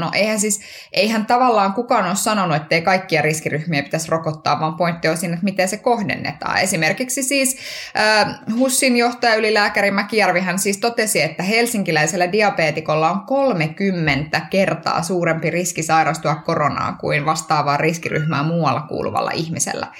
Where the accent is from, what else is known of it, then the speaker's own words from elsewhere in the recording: Kuopio, North Savo, Finland; kotikaupungissani Kuopiossa